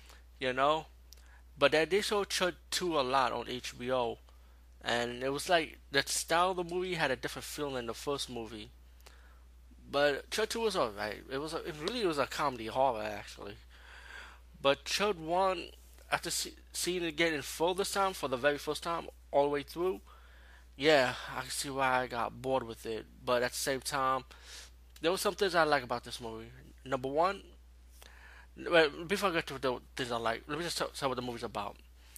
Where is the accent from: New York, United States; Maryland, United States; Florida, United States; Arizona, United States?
New York, United States; New York City; as being a New Yorker, it's right up my alley.